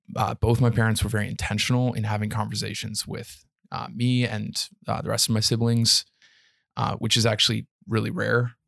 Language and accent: English; Canada; Being a being a Canadian citizen